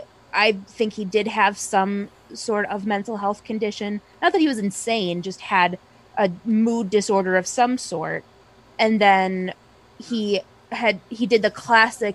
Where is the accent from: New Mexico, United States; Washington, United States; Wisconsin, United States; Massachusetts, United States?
Wisconsin, United States; I'm from Wisconsin. I live in Milwaukee.